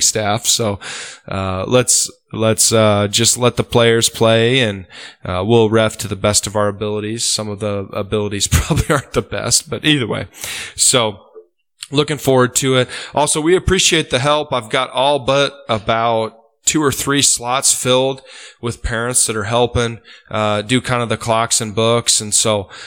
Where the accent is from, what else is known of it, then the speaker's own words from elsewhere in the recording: Osmond, Nebraska, United States; I grew up in Osmond